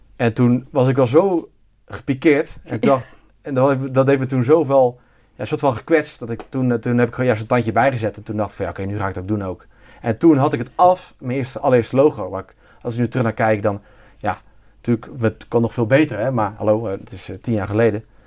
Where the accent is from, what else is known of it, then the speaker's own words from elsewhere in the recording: near Bergen op Zoom, North Brabant, Netherlands; also born or lived in Zeeland; now in North Brabant, Netherlands; origineel ben ik Zeeuw. Dus ik ben import-Brabander. Ik kom uit de buurt van uh, Bermzoom. Daar ben ik ieder geval opgegroeid.